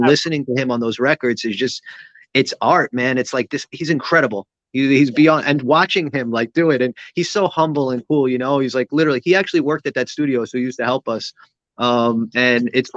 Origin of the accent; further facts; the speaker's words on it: New York City, New York, United States; moved away as an adult; I grew up in Sheepshead Bay